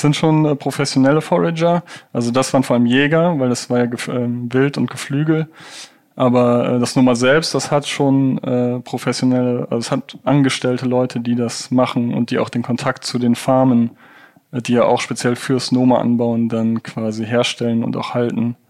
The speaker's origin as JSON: {"language": "German", "region": "Rhineland", "country": "Germany", "said": "Ich bin ja auch aus dem Rheinland"}